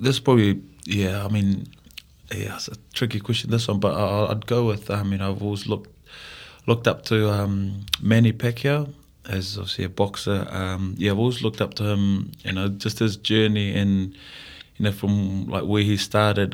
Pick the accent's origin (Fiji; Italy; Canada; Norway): Fiji; moved away as an adult; now in New Zealand; growing up in Fiji